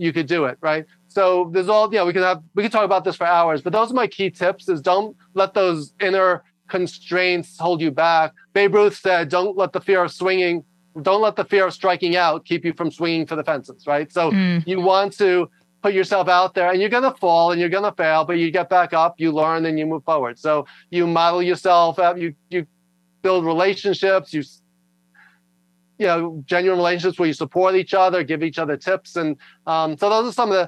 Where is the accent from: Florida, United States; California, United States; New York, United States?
New York, United States; also born or lived in Los Angeles; I talk loud and fast because I'm from New York